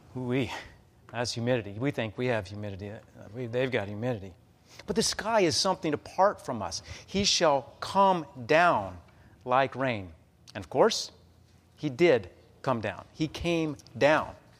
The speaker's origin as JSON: {"language": "English", "town": "Amarillo", "region": "Texas", "country": "United States", "tie": "born or raised there", "moved": "yes", "lives_now": "Omaha, United States", "said": "my hometown of Amarillo, Texas"}